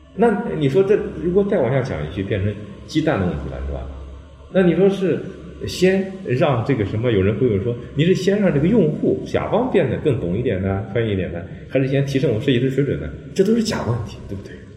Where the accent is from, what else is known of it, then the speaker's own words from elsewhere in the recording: China; 我们中国人叫自学